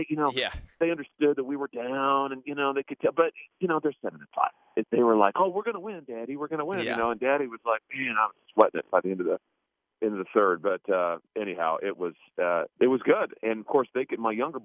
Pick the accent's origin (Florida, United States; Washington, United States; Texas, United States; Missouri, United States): Missouri, United States; Lexington; also born or lived in Ozark, Missouri; Lexington, Missouri, which is my hometown, is about an hour east of Kansas City